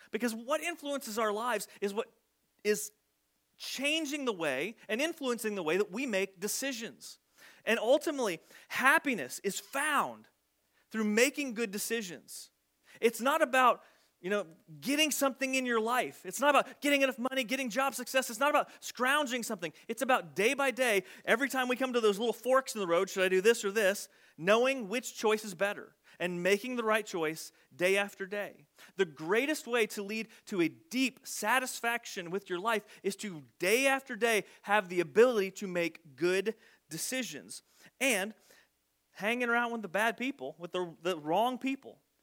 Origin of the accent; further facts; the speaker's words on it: Southern Illinois, United States; accent: twang; I was from Southern Illinois and I had apparently a bit of a twang to my voice